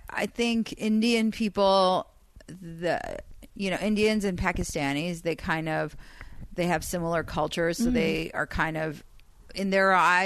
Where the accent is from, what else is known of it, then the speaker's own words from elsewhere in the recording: Iran; first language Persian; English is a second language; moved away; I'm just regular Persian.